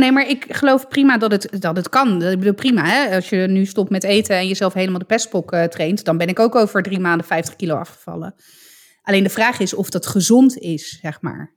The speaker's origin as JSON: {"language": "Dutch", "country": "Italy", "said": "voor mij als Italiaan"}